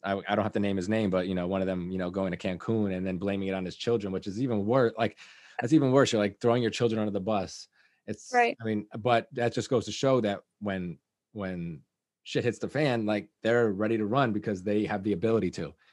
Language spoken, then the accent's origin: English; Liberty, New York, United States; I grew up in Liberty